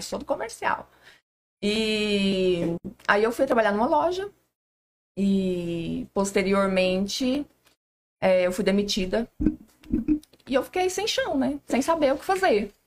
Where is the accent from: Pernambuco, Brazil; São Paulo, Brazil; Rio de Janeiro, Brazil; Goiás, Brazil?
Goiás, Brazil; Nazário; eu sou de Nazário